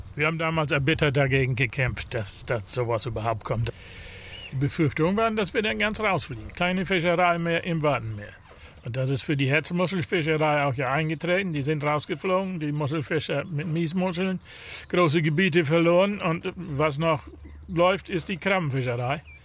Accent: Lower Saxony Wadden Sea coast, Germany; Wir sind ja in der Natur groß geworden. Also als Kind sind wir hier überall rumgelaufen. Das Watt gehörte dazu

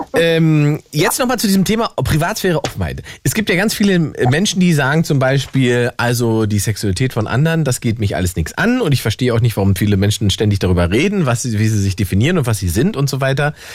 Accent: East Germany, Germany; ich bin Ossi

